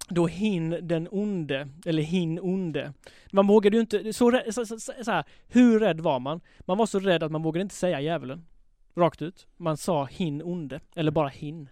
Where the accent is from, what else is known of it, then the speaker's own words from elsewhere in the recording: Halmstad, Halland County, Sweden; Jag växte upp i Halmstad